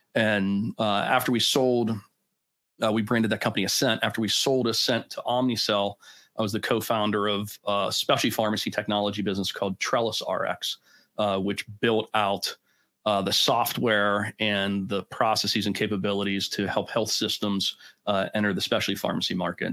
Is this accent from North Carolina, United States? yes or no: no; Pittsburgh, Pennsylvania, United States; born and bred in Pittsburgh